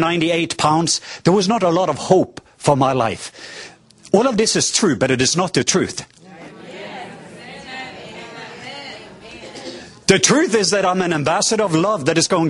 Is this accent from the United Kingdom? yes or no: no; southwest coast of Norway, Norway; I am from the southwest coast of Norway